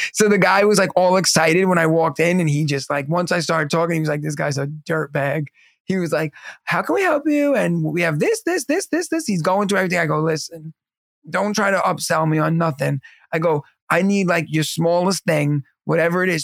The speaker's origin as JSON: {"language": "English", "region": "New York", "country": "United States", "also_born_or_lived": "Pennsylvania", "said": "the water in New York is what makes our pizza and our bagels"}